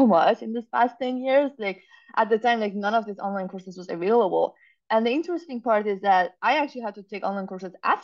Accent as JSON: {"language": "English", "country": "Iran", "tie": "born or raised there", "also_born_or_lived": "Zurich, Switzerland / Massachusetts, United States", "moved": "as an adult", "lives_now": "United States", "said": "growing up in Iran at the time"}